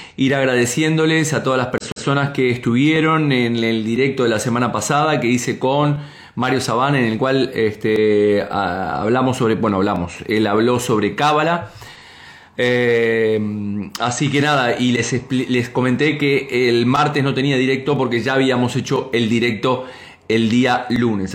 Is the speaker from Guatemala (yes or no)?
no; Argentina; now in Spain; como decimos en mi tierra